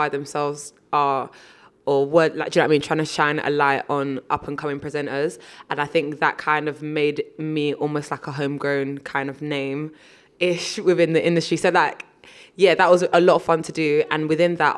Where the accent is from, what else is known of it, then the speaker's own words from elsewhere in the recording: United Kingdom; Being firstborn generation British here